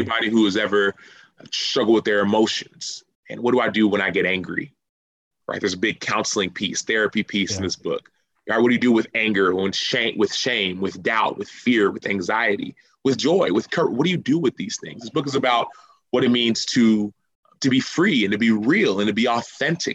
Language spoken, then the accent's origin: English; Dallas, Texas, United States; now in Chicago, United States; I'm a Texan